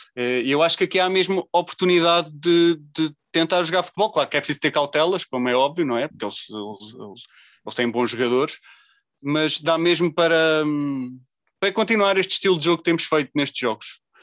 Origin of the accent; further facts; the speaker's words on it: Leiria, Centro, Portugal; eu sou de Leiria